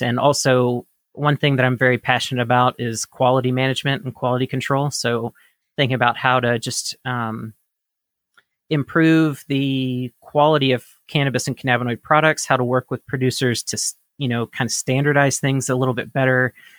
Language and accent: English; Mississippi, United States; I grew up in Mississippi, the state of Mississippi in the United States